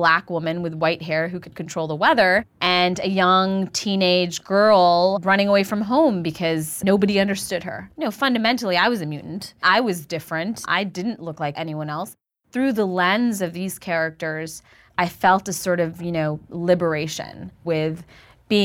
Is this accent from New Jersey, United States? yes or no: yes; Montville, New Jersey, United States; also born or lived in Queens, New York; I grew up in Montville, New Jersey.